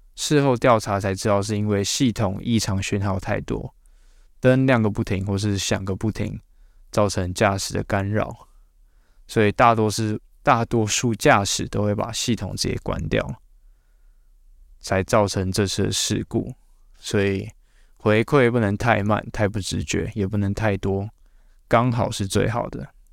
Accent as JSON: {"language": "Chinese", "country": "Taiwan", "said": "我们台湾人"}